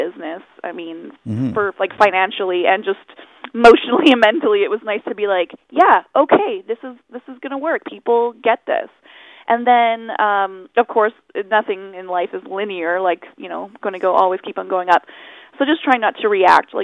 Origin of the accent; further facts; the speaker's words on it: Chilliwack, British Columbia, Canada; I'm Chilliwack, born and raised.